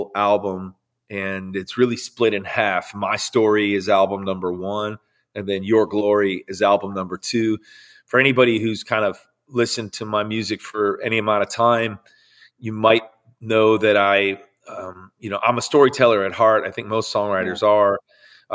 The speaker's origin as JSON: {"language": "English", "area": "Chicago suburbs", "region": "Illinois", "country": "United States", "tie": "born or raised there", "said": "pastors of a church for 38 years in the Chicago suburbs. And so I grew up in and around church my whole life"}